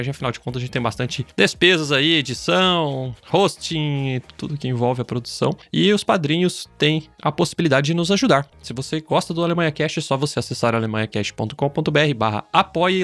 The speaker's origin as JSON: {"language": "Portuguese", "region": "Southwest Paraná", "country": "Brazil", "moved": "yes", "lives_now": "Germany", "said": "O meu é sudoeste, né? O meu é mais perto da, da Argentina, do Santa Catarina"}